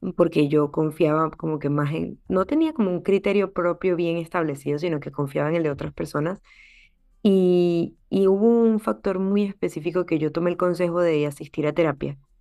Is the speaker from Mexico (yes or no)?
no; Venezuela; now in United States; Soy venezolana, soy médico